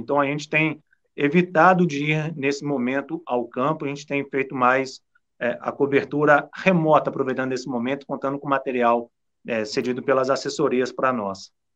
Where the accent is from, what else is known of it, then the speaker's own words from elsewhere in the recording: São Lourenço, Minas Gerais, Brazil; eu sou da região aí, eu sou de São Lourenço, próximo aí